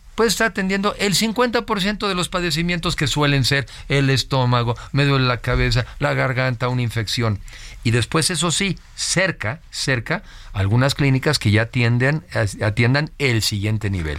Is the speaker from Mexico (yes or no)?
yes; Mexico; soy mexicano